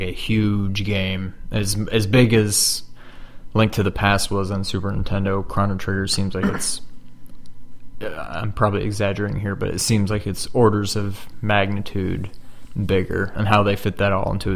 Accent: New York, United States; we grew up in New York, nowhere near the city, but New York nonetheless.

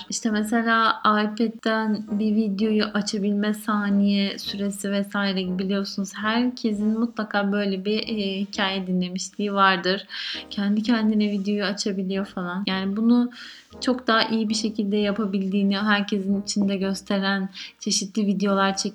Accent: Mediterranean Region, Turkey; bizim Akdeniz bölgesi e, insanları olduğumuz için ister istemez e, Akdeniz coğrafyasında kıl çok fazla.

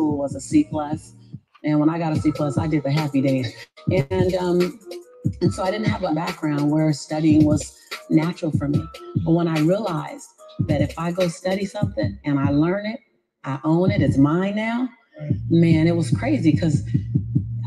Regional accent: Los Angeles, California, United States; born and raised in South Central

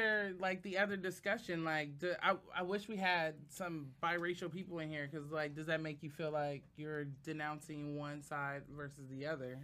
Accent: Oakland, California, United States; I'm from Oakland.

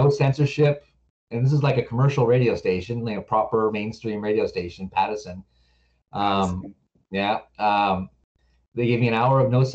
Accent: Victoria, British Columbia, Canada; also born or lived in Vancouver; I was born in Victoria, raised here, lived here till I was about 23 or something

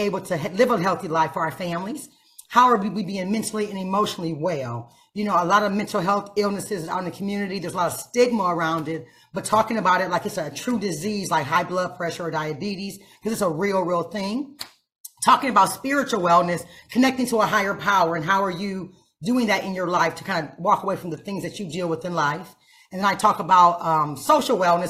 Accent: Toledo, Ohio, United States; I'm raised 1 of 5 in the inner city. I'm from Toledo, Lucas County in a building.

